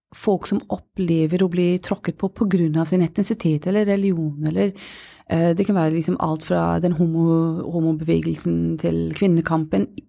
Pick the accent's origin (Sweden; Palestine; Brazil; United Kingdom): United Kingdom; Glasgow, Scotland; Norwegian is a second language; now in Oslo, Norway; jeg er født og oppvokst i Glasgow.